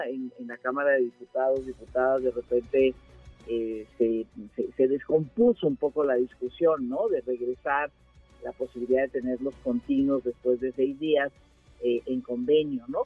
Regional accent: Mexico; esta idea que tenemos en México

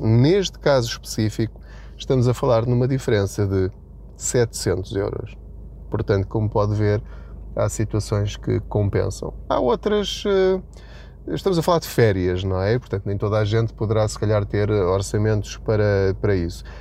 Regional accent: Portugal; a nossa situação enquanto portugueses

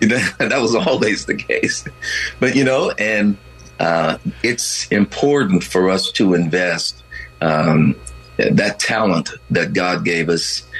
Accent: Texas, United States; I grew up in Texas

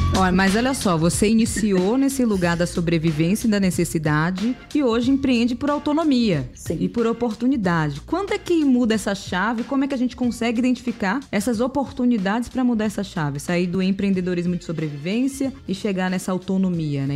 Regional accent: Brazil; para as pessoas que vieram de onde eu vim, ou seja, das periferias do Brasil

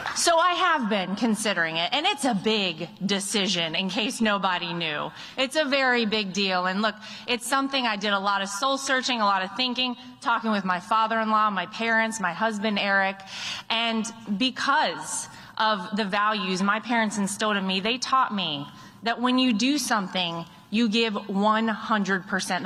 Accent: North Carolina, United States; here in my home state

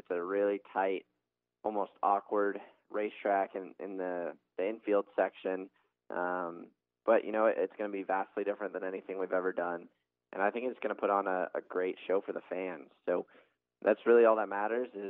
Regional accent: Arizona, United States; I'm from Arizona

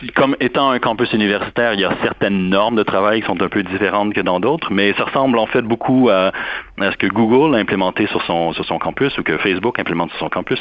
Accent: Montreal, Quebec, Canada; moved away as an adult; now in Durham, United States; depuis que j'ai quitté Montréal

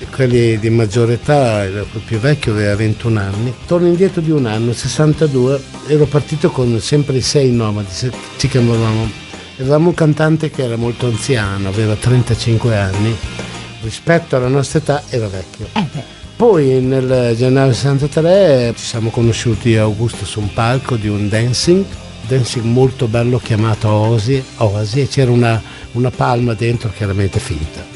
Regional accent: Emilia-Romagna, Italy; io sono emiliano

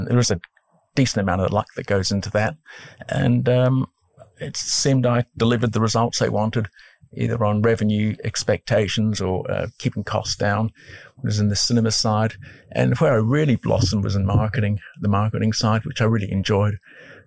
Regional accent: Scotland, United Kingdom; moved away; also born or lived in Brentwood; I was born in Scotland

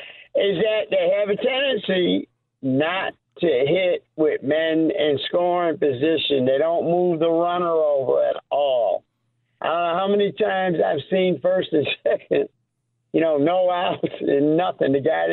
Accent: Buffalo, New York, United States; I grew up in Buffalo, New York. We used to get the Milwaukee Braves games.

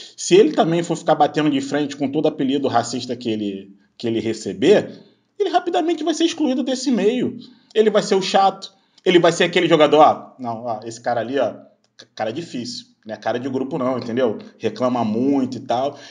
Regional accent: Duque de Caxias, Rio de Janeiro, Brazil; now in Niterói, Brazil; hoje eu moro em Niterói, que é na região metropolitana do Rio, mas eu nasci em Duque de Caxias, que é na Baixada Fluminense.

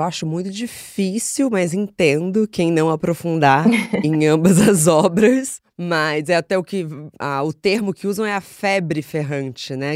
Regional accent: Rio de Janeiro, Brazil; eu cresci no Rio de Janeiro

